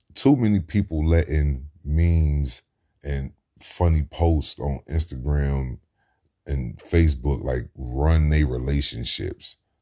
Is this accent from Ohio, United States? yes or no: yes; Cincinnati, Ohio, United States; I grew up in Cincinnati, Ohio, in the Midwest.